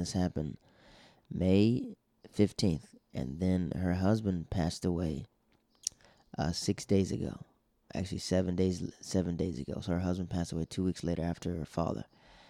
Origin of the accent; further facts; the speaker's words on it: Netherlands; We grew up in the Netherlands together, and she was more my baby sister, my sister Candace's friend.